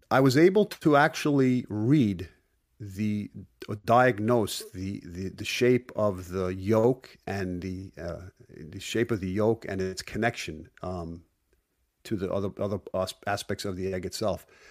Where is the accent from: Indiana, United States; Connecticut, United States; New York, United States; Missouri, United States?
New York, United States; Brooklyn; growing up in Brooklyn, when I was about seven years of age